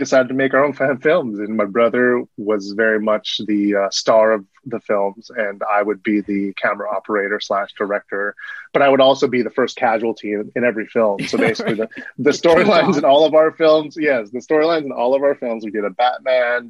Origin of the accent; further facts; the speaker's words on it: Burbank, California, United States; I grew up in Burbank, California, which is in Southern California